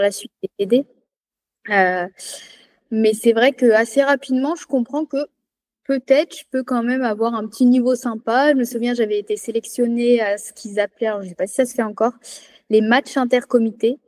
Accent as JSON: {"language": "French", "area": "Loire", "region": "Auvergne-Rhône-Alpes", "country": "France", "tie": "born or raised there", "also_born_or_lived": "Clermont-Ferrand", "moved": "as an adult", "lives_now": "Savoie, France", "said": "Moi, je suis née à Clermont-Ferrand, mais j'ai grandi dans la Loire"}